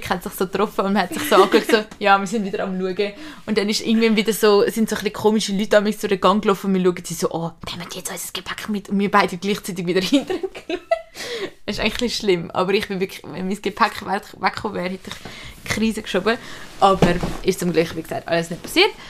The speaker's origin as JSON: {"language": "German", "region": "England", "country": "United Kingdom", "second_language": "German", "said": "Ich habe jetzt einfach Bock auf ein Bier, ich bin Engländer, ich trinke jetzt ein Bier, so mal alleine"}